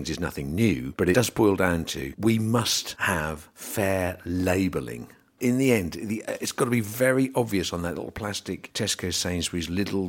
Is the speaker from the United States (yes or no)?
no; England, United Kingdom; We're still English.